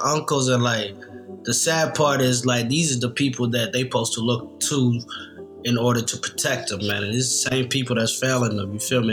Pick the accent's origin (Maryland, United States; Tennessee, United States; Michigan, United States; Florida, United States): Tennessee, United States; Nashville; I grew up in Nashville, Tennessee